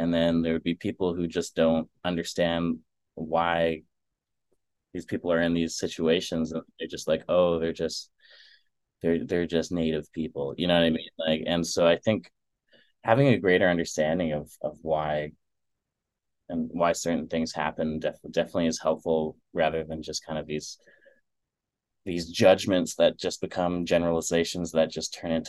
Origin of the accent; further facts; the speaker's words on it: Manitoba, Canada; also born or lived in Winnipeg / Dryden / Kenora; And then we moved from the Paw, Manitoba to Winnipeg, where we lived for a little bit. And then we kind of lived in like these little small towns between Winnipeg to kind of rural Thunder Bay, because we lived in like Dryden and Kenora.